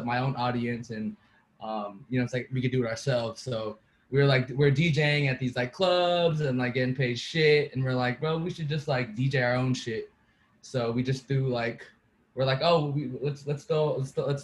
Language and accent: English; Vallejo, California, United States; I'm from Vallejo.